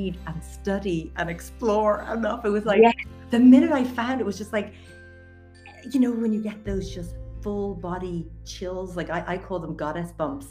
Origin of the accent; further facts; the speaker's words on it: County Wicklow, Ireland; moved away as an adult; also born or lived in United States; I'm actually born and raised in Wicklow area